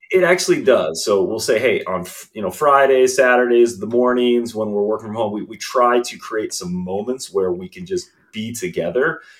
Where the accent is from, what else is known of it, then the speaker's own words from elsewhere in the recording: Indiana, United States; also born or lived in New York / Chicago; now in Clemson, South Carolina, United States; growing up in Indiana